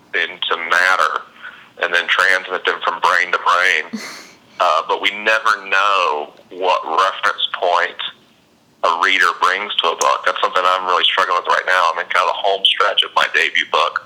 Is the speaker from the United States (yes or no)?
yes; Tallahassee, Florida, United States; I grew up in Tallahassee. I've been here since I was 4 years old